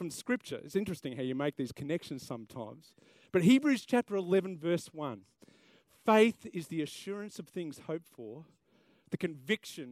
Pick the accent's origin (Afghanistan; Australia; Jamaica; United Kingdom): Australia; South Australia; now in Queensland, Australia; I'm from South Australia originally, so I love the AFL